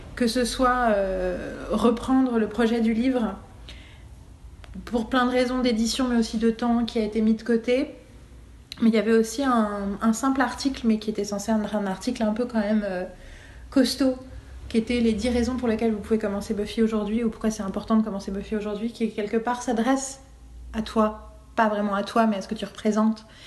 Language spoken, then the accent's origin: French; France